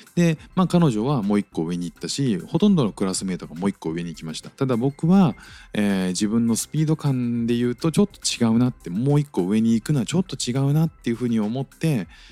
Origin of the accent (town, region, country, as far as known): Japan; moved away as an adult; now in Singapore